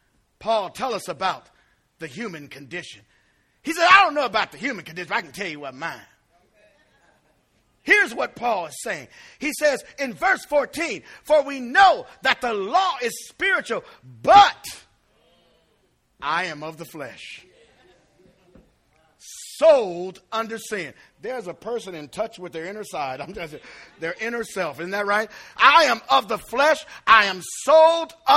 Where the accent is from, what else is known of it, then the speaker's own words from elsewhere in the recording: East Chicago, Indiana, United States; I grew up in East Chicago